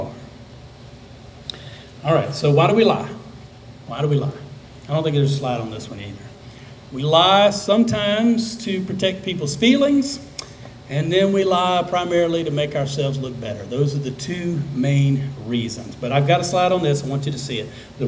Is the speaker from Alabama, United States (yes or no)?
yes; South Alabama, United States; I grew up in South Alabama.